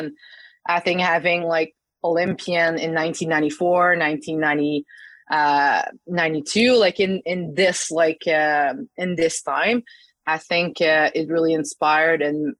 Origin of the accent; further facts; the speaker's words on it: Saguenay, Quebec, Canada; the club opened in my hometown in La Baie Saguenay in Quebec.